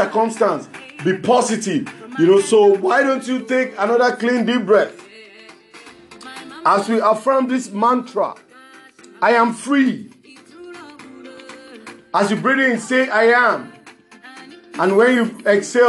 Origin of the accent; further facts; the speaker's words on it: Lagos, Nigeria; I'm from Lagos, Nigeria